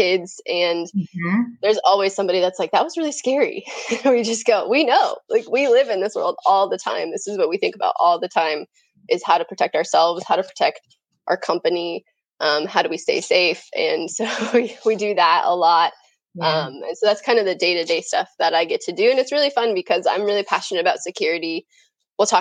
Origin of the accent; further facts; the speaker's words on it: just south of Denver, Colorado, United States; I grew up in Colorado, grew up just south of Denver